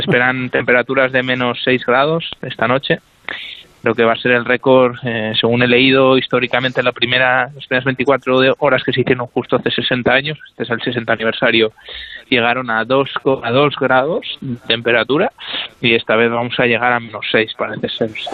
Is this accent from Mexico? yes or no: no; Spain; somos tres españoles